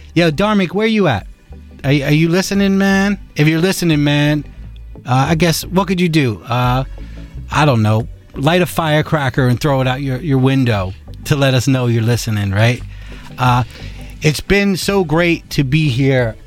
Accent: New York City, New York, United States; we're New Yorkers

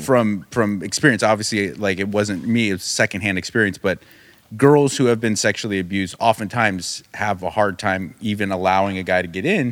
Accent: United States; I grew up in America in the nineties

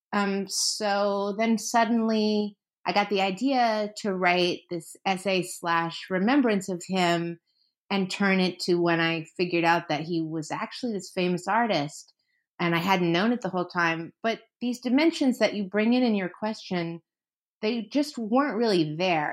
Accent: San Francisco, California, United States; also born or lived in New York; now in Los Angeles, United States; I grew up in San Francisco.

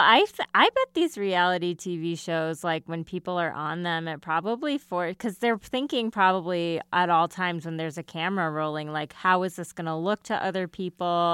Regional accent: United States

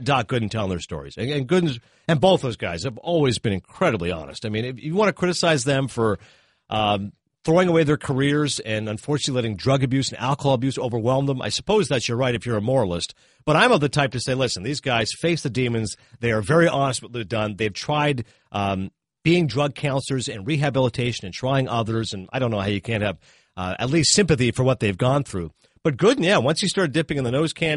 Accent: Toronto, Ontario, Canada; moved away; I'm originally from Toronto

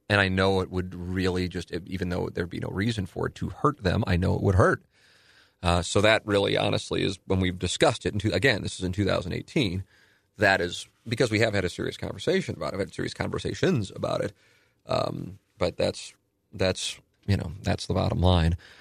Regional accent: St. Louis, Missouri, United States; also born or lived in Palm Beach County; I'm in my hometown and I'm doing radio

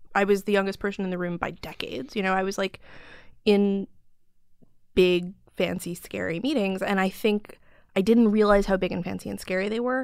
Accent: Chicago, Illinois, United States; now in New York, United States; I grew up in Chicago

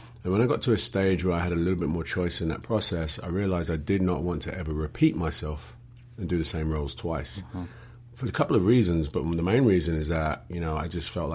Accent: London, United Kingdom; accent: English; Born and raised in London

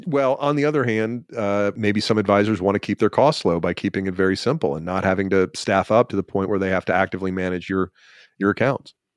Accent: Georgia, United States; I'm from Georgia

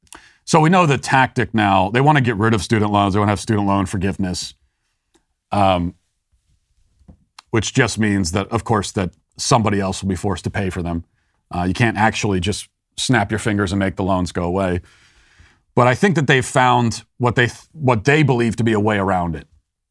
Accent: Maryland, United States; A lot of it is the fact that I'm from Maryland. And in Maryland, if you've ever been there, the accent doesn't really make sense.

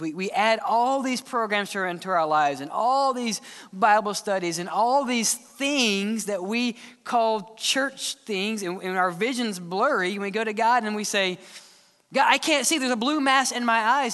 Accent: Mississippi, United States; now in Alabama, United States; I grew up in Mississippi, just a simple boy

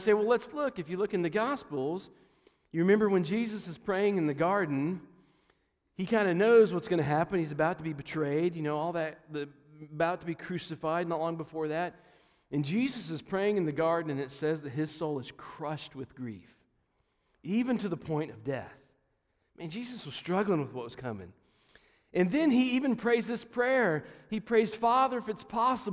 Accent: Johnson City, Tennessee, United States; I come from Johnson City, Tennessee, not too far, about 4 hours or so from here.

